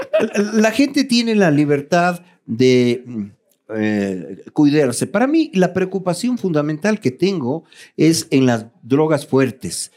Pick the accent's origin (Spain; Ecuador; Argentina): Ecuador